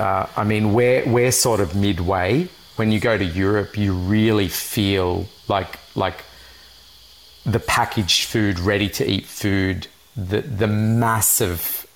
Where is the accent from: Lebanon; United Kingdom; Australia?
Lebanon; that's what it was sort of like in my childhood when I grew up in Lebanon.